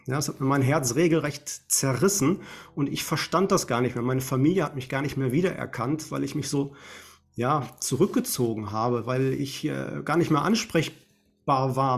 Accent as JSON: {"language": "German", "town": "Essen", "region": "North Rhine-Westphalia", "country": "Germany", "tie": "born or raised there", "said": "hier in meiner Heimatstadt in Essen"}